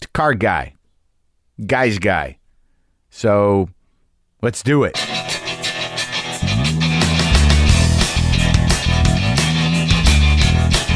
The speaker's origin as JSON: {"language": "English", "region": "New Jersey", "country": "United States", "moved": "yes", "said": "I'm from Jersey originally, my family is"}